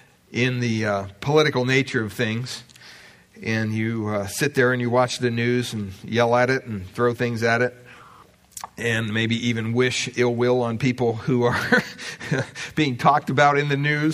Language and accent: English; United States; growing up in America